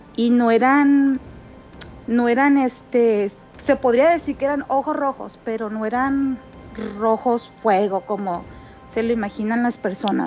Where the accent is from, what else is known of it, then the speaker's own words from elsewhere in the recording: Mexicali, Baja California, Mexico; soy de aquí de Mexicali